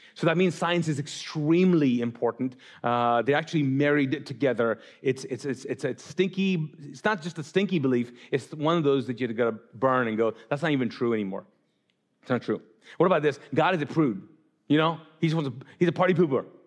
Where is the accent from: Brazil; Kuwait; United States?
Kuwait; moved away as an adult; also born or lived in Pakistan; I grew up in Islam in the Middle East, in Kuwait